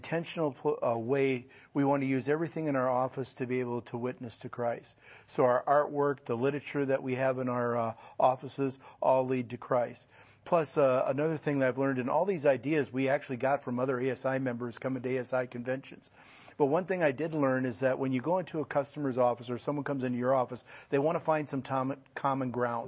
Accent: Dodge Center, Minnesota, United States; I'm from Dodge Center, Minnesota, and I am a banker

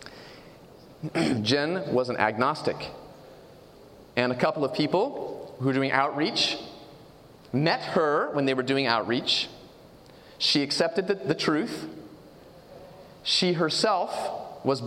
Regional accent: California, United States; I'm from the West Coast, from California.

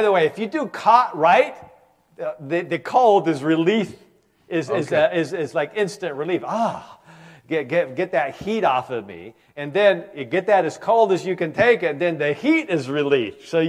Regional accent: Michigan, United States; You know, you're from Wisconsin, I'm from Michigan.

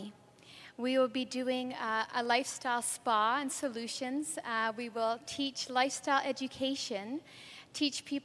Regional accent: Canada; I'm actually from Canada

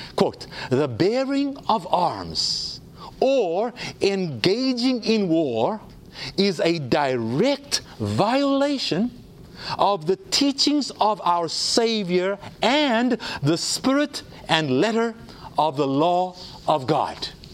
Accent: South Africa; I grew up in South Africa.

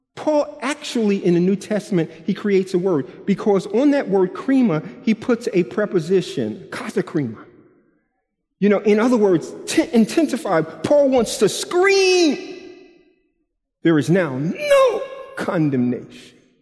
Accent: New York, United States; I'm from New York and I teach with my body

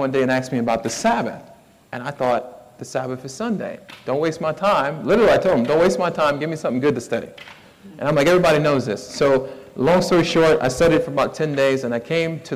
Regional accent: Miami, Florida, United States; now in Somerville, United States; I'm from Miami, Fort Lauderdale area

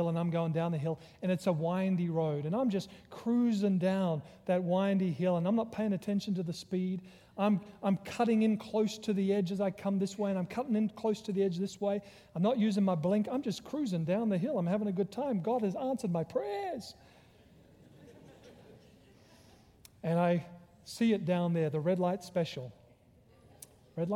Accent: Australia; also born or lived in Virginia; now in United States; I'm originally from Australia, because he recognized my accent

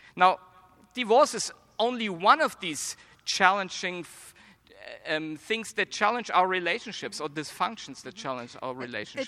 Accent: Germany; accent: German; now in United States; I was born and raised in Germany, but I believe I don't have a strong German accent

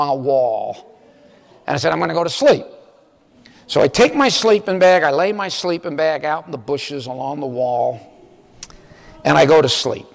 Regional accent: Miami Beach, Florida, United States; moved away as an adult; I went back home to Miami Beach, which was where I grew up. I grew up in Miami Beach.

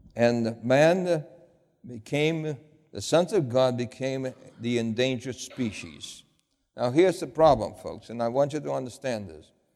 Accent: New York City, New York, United States; I grew up in New York City.

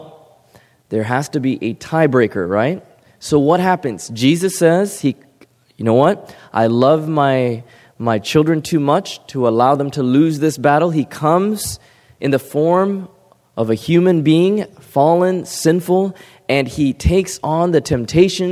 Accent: California, United States; beautiful Pacific Ocean that I grew up by in California

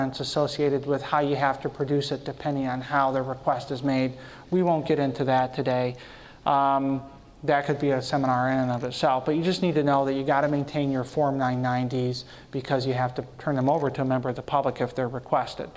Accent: Michigan, United States; I'm from Michigan

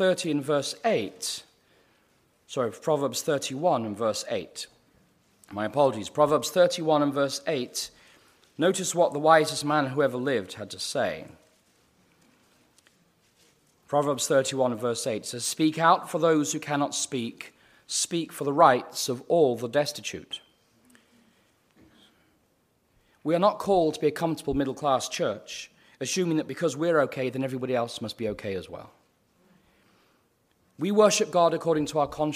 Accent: United Kingdom; now in United States; I'm a Brit

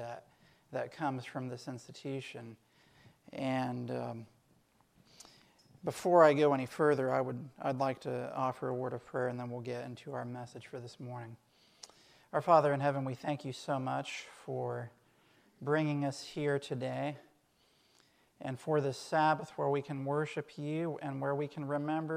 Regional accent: Portland, Tennessee, United States; also born or lived in Collegedale, Tennessee / Loma Linda, California; Growing up in Portland, Tennessee at Highland Academy

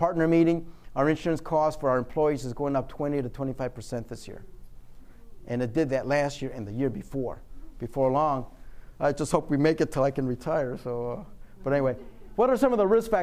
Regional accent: Michigan, United States; I'm from Michigan

